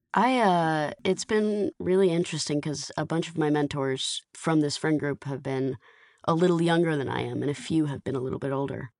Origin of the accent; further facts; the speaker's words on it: Atlanta, Georgia, United States; now in Los Angeles, United States; I grew up in the Atlanta Jewish community heavily